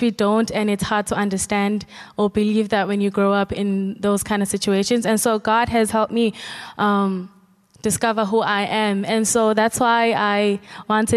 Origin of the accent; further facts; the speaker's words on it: informal settlement called Jamaica, KwaZulu-Natal, South Africa; I am born and raised in an informal settlement called Jamaica